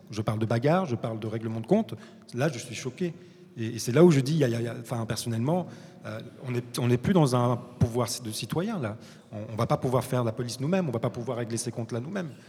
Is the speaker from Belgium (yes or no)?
no; Morocco; moi, en tant que Marocain et voyageant et travaillant la moitié du temps en, Afrique